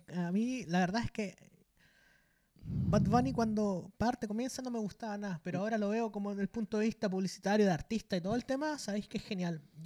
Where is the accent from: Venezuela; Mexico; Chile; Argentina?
Chile; los chilenos que estamos todos los días movilizándonos